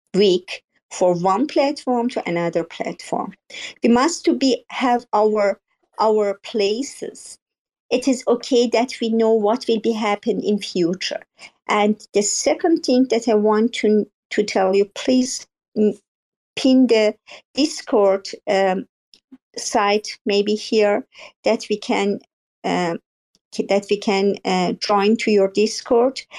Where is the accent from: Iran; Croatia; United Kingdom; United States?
Iran; English is a second language; now in Germany